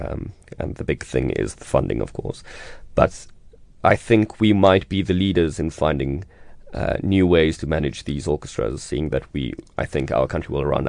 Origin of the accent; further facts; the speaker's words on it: South Africa; As South African conductors and South African leaders and South African musicians